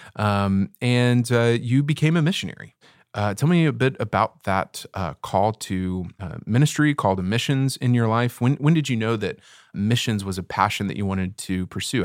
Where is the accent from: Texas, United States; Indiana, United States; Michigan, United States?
Texas, United States; I'm from Texas